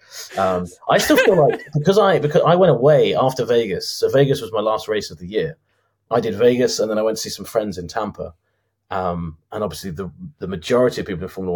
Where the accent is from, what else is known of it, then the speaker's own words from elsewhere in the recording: United Kingdom; I'm a British guy, so I should be used to the cold.